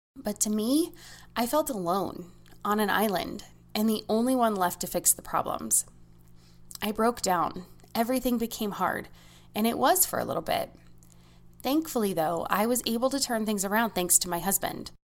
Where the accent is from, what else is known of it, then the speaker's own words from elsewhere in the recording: United States; As an American